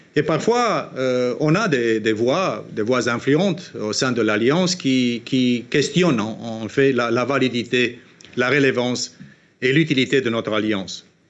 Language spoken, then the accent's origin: French; Romania; en Roumanie, dans mon pays d'origine